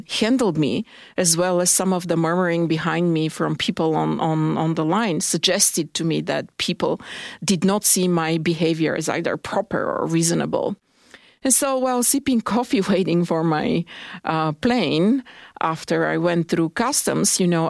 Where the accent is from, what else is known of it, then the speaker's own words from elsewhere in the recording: Bulgaria; moved away as an adult; also born or lived in United States; now in Canada; I was born and raised in Bulgaria. But I'm educated in the United States, and I have been living in Canada for the last 15 years